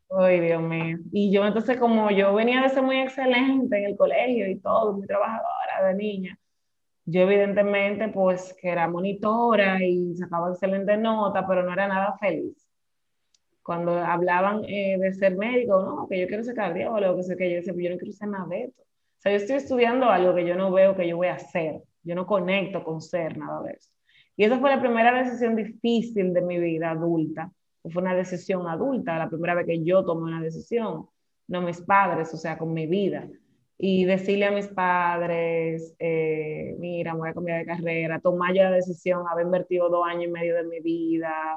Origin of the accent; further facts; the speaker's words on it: Santo Domingo, Distrito Nacional, Dominican Republic; yo soy nacida en Santo Domingo. Em, hasta bueno, vamos a decir que nací y criada hasta los 20 y pico de años en Cristo Rey, que es un barrio de Santo Domingo